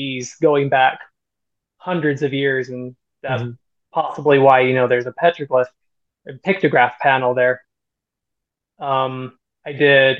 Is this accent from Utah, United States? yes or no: yes; Juab County, Utah, United States; now in Utah County, United States; I grew up in Juab County and was actually living there up until just a couple of years ago.